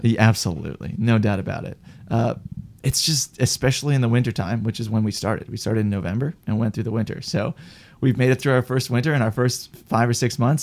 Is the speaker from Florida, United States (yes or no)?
no; Wisconsin, United States; moved away; I'm from Wisconsin originally